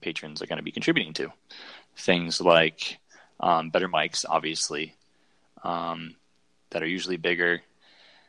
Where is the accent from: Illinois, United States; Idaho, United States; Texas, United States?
Illinois, United States; Chicago; I'm from Chicago.